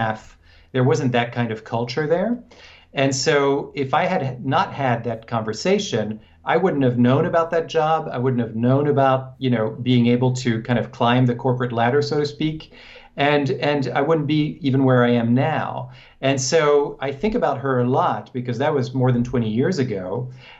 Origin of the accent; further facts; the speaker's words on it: France; moved away as an adult; also born or lived in Hong Kong; now in United States; I was born in France, and I grew up there, and my mother is American, so then I moved to the U.S.